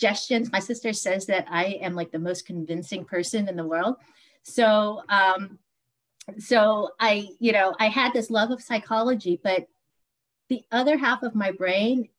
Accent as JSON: {"language": "English", "town": "Washington", "region": "District of Columbia", "country": "United States", "tie": "born or raised there", "said": "I grew up in the Washington, D.C. metro area. I've lived here for most of my life."}